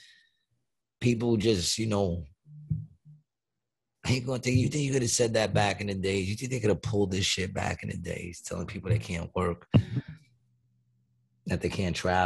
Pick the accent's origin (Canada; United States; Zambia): United States; I love the fact that I grew up in this, what used to be a great country of ours.